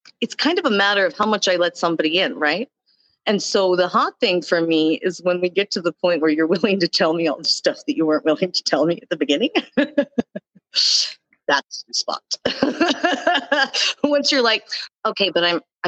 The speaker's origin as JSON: {"language": "English", "region": "Texas", "country": "United States", "said": "I'm from Texas."}